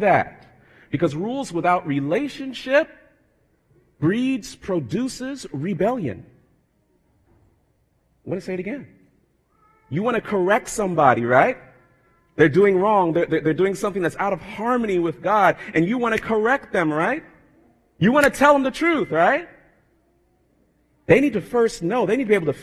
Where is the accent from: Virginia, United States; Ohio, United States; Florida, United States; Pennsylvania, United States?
Florida, United States; South; moved away; growing up in South Florida